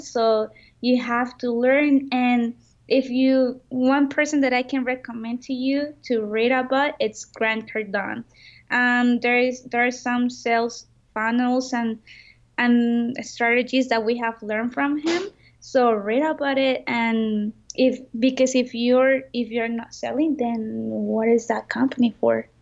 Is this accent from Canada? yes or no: no; Mexico; I'm from Mexico